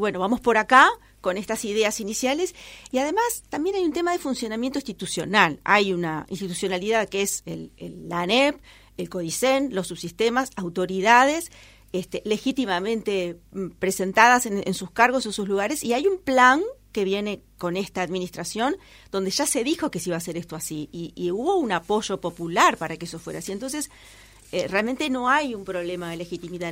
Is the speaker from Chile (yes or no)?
no; Uruguay